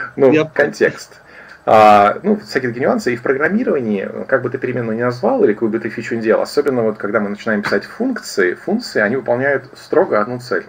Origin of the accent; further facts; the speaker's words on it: Kaliningrad, Kaliningrad Oblast, Russia; я из Калининграда